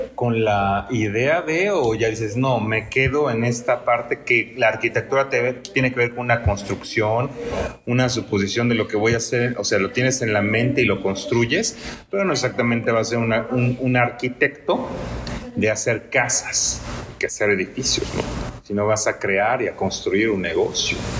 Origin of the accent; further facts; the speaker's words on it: Mexico; como mexicanos